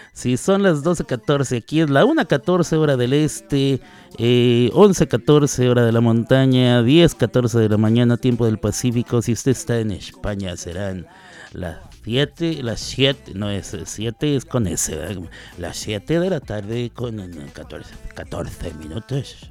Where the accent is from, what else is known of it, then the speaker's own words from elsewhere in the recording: Chihuahua, Mexico; moved away; soy mexicano, mexicano, nacido allí en la ciudad de Chihuahua, o como dirían en mi tierra, en Chihuahua, Así es. Chihuahua capital